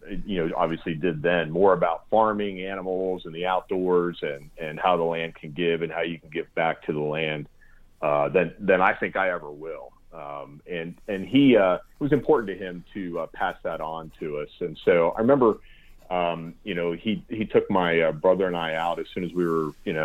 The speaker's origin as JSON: {"language": "English", "region": "Pennsylvania", "country": "United States", "tie": "born or raised there", "said": "Well, I had the great fortune or blessing of growing up in Pennsylvania, in South Central Pennsylvania."}